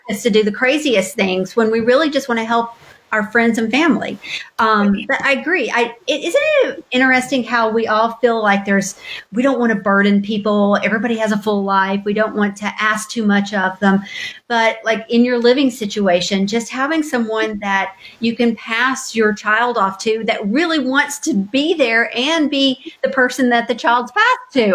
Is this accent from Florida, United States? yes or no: no; Knoxville, Tennessee, United States; moved away as an adult; now in Louisville, United States; I am originally from Knoxville, Tennessee, a little a little suburb of Knoxville called Powell. It was a wonderful place to grow up